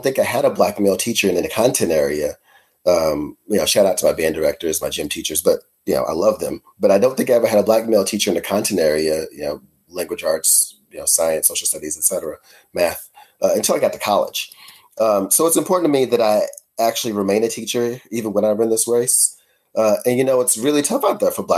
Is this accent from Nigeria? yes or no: no; Louisville, Kentucky, United States; I grew up in Shawnee